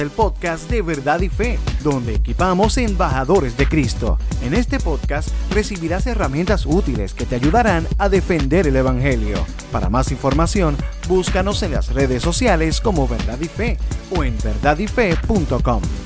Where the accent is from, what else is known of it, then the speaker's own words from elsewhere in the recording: Puerto Rico; en mi casa, cuando yo era adolescente, eh, en, eh, aquí en Puerto Rico, yo soy de Puerto Rico